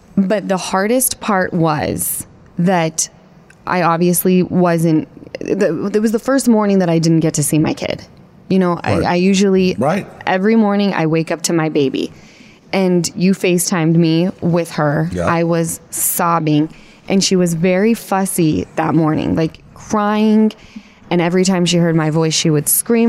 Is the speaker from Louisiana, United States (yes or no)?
no; Utah, United States; now in Los Angeles, United States; We grew up in Utah together